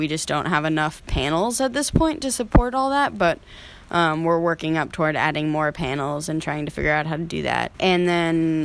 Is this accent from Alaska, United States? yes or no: yes; Alaska, United States; moved away; I was born and raised in Alaska, out in the swamp.